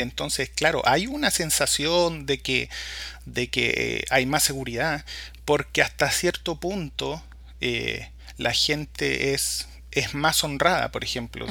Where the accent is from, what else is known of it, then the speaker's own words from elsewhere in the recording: Valparaíso, Chile; moved away as an adult; now in Washington, United States; soy chileno, oriundo de Valparaíso